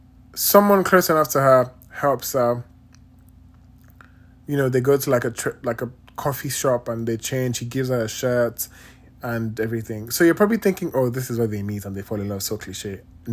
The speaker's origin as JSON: {"language": "English", "country": "Nigeria", "moved": "yes", "said": "And I've realized ever since I moved from Nigeria, I don't have like actual cubes of sugar."}